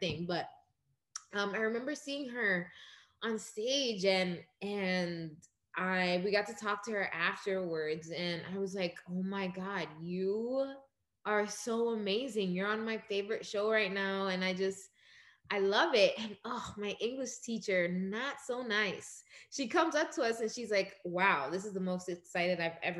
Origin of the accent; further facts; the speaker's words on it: New York City, New York, United States; also born or lived in Dominican Republic / Crown Heights, Brooklyn; Born in Crown Heights, but I grew up in Ozone Park mainly.